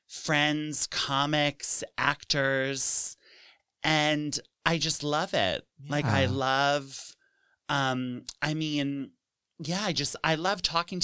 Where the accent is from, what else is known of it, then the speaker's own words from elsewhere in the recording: New York City, New York, United States; But so I'm from here. I'm from New York City and I went to school in Massachusetts and I came back to the city